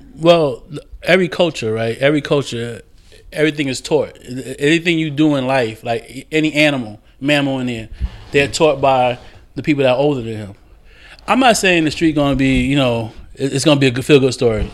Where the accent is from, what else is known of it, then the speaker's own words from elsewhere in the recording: Jersey City, New Jersey, United States; moved away; also born or lived in Florida / Charlotte; I grew up in Jersey City